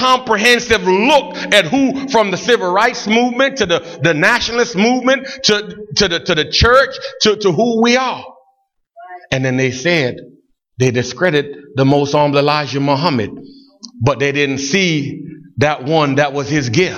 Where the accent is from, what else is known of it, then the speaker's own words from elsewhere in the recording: Buffalo, New York, United States; I grew up in Buffalo